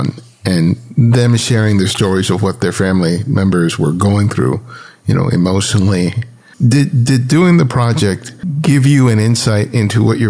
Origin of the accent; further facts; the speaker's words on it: United States; I grew up in the United States, but my family background is Dominican